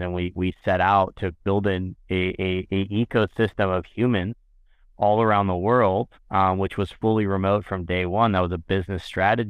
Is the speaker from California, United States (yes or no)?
yes; San Diego, California, United States; I grew up in San Diego